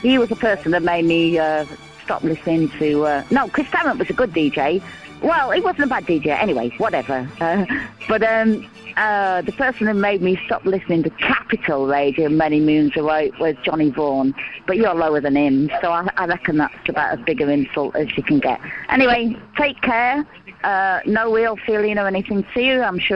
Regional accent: Yorkshire and the Humber, United Kingdom; I'm from Yorkshire

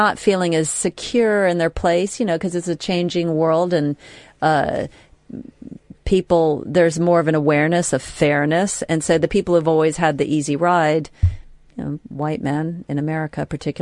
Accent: United States; moved away; as an American

